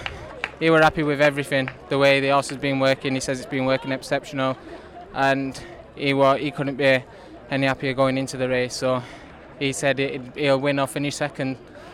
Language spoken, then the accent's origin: English; Yorkshire and the Humber, United Kingdom; I'm a Yorkshire lad myself